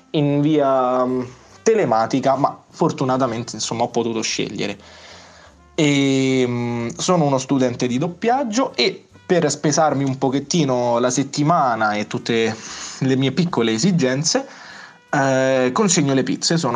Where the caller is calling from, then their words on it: Lazio, Italy; eh, paesino in eh, provincia di Roma. E mm, volevo dirvi, volevo aggiornarvi su com'è la situazione qui dalle mie parti